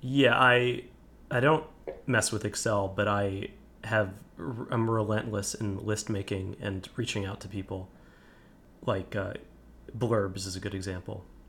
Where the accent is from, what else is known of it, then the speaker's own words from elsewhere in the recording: New Jersey suburbs, United States; now in Brooklyn, United States; I grew up in New, in the suburbs of New Jersey.